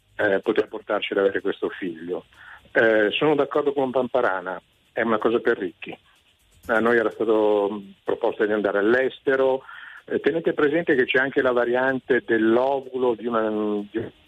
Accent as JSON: {"language": "Italian", "area": "province of Como", "region": "Lombardy", "country": "Italy", "said": "dalla provincia di Como"}